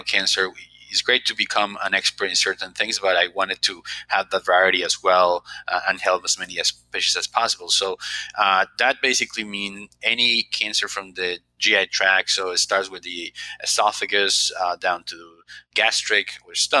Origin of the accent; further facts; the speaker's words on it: Colombia; moved away as an adult; also born or lived in Baltimore / Philadelphia; now in United States; I'm originally from Colombia